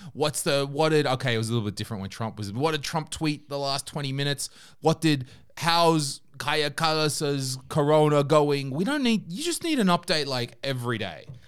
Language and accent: English; Australia; now in Estonia; when I was growing up in Australia